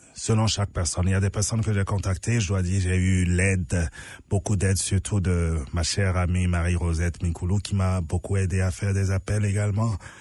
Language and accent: French; Benin; moved away as an adult; now in Canada; chez moi au Bénin